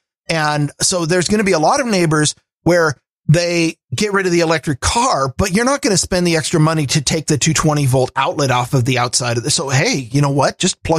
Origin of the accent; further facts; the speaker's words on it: Pacific Northwest, United States; I grew up here in the Pacific Northwest, where even when we have warm days on the summer, if it's warm, that means there's no clouds.